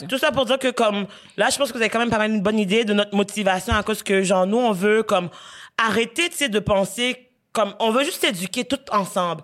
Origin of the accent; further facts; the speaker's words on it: Quebec, Canada; on est québécois, même si on n'est pas blanc.